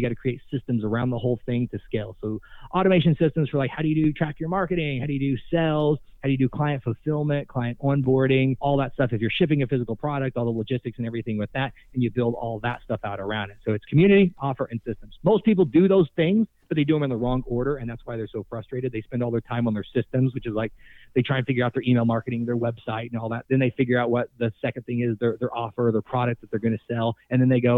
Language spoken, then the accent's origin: English; Tulsa, Oklahoma, United States; moved away as an adult; now in Miami, United States; I'm from Tulsa, Oklahoma.